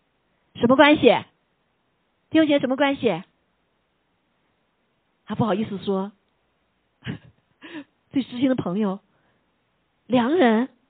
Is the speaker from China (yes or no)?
yes; China; 有的时候我们中国人特别谦卑啊